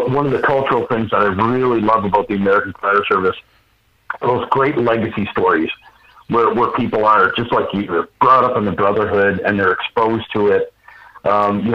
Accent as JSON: {"language": "English", "region": "Ontario", "country": "Canada", "tie": "born or raised there", "also_born_or_lived": "British Columbia, Canada / United States", "moved": "as an adult", "said": "I'm a Canadian boy, born and raised, and I started my fire career in British Columbia, Canada"}